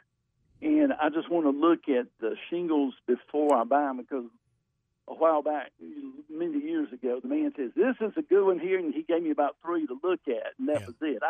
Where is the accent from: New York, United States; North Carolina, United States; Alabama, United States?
North Carolina, United States; Raleigh; I was born in Raleigh.